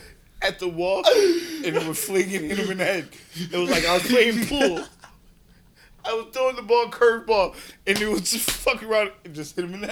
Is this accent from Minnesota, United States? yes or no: yes; Minnesota, United States; I'm from Minnesota